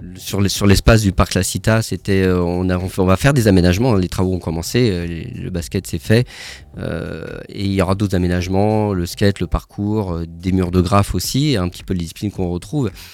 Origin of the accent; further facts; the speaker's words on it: Paris, Île-de-France, France; now in Strasbourg, France; je suis pas né à Strasbourg, je suis né à Paris